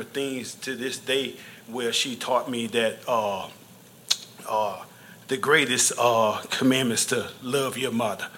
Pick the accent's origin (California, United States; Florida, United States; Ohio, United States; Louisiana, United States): Louisiana, United States; I'm from Louisiana, and I was raised Southern Baptist